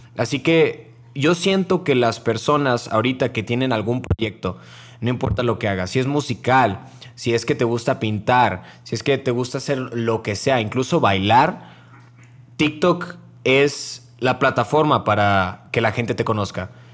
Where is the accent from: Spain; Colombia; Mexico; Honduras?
Mexico; Monterrey, Nuevo León; yo soy de Monterrey